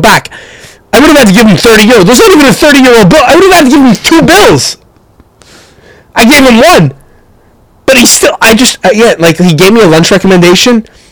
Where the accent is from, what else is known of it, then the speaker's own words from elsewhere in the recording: Canada; We're from Canada